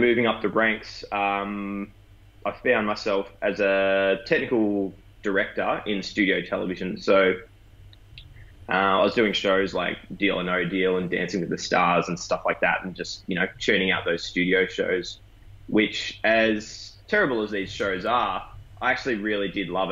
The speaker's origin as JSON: {"language": "English", "town": "Warrnambool", "region": "Victoria", "country": "Australia", "tie": "born or raised there", "said": "I grew up down in Warrnambool, which is southwest Victoria, a bit of a country town."}